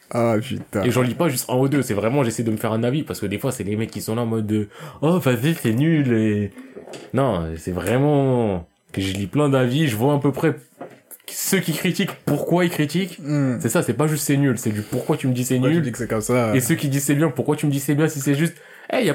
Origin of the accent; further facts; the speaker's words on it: China; Même si en vrai, je passe souvent pas parce que je suis chinois